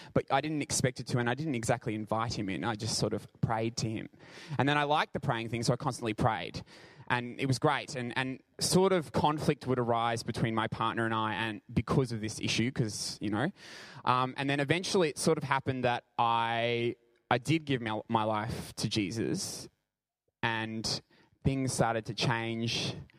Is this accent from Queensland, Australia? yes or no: yes; Brisbane, Queensland, Australia; I'm from Brisbane